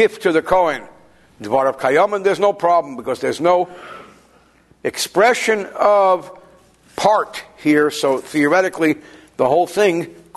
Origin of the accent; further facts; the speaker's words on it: Newark, New Jersey, United States; where I grew up in Newark